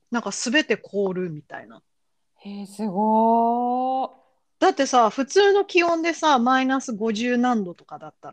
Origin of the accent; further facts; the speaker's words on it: Kyoto, Japan; うちの実家も京都も